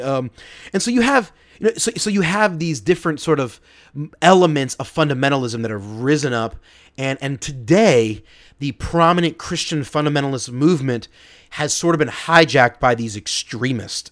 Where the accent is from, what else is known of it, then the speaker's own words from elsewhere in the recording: Philadelphia, Pennsylvania, United States; my hometown, Philly